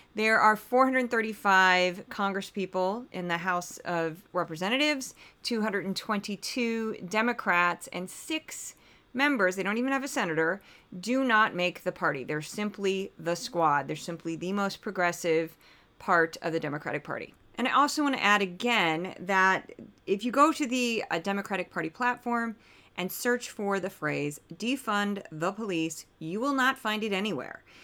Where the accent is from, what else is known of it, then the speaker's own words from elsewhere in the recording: St. Louis, Missouri, United States; My hometown is Saint Louis